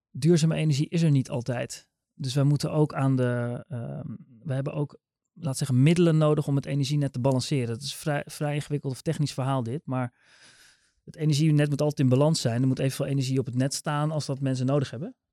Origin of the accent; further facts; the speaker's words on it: near Rotterdam, South Holland, Netherlands; Ik kom uit de buurt van Rotterdam.